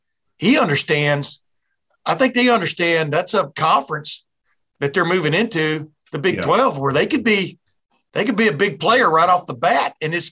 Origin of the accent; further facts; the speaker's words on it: Texas, United States; moved away as an adult; also born or lived in Alabama; now in Ohio, United States; I grew up in Texas, you know, my last 11 years of my first 11 years were Alabama, second 11 were Texas before I moved up here to the great state of Ohio.